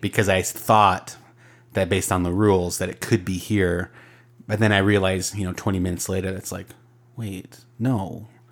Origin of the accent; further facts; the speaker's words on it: Arizona, United States; I grew up in Arizona.